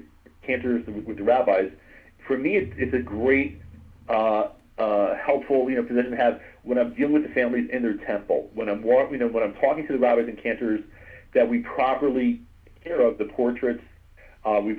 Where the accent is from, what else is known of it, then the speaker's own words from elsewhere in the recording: Livingston, New Jersey, United States; So I grew up in North Jersey, up in Livingston, New Jersey